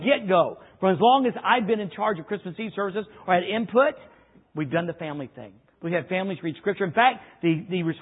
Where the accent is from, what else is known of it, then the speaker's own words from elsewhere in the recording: the South, United States; moved away; also born or lived in Cobden; we grew up in the South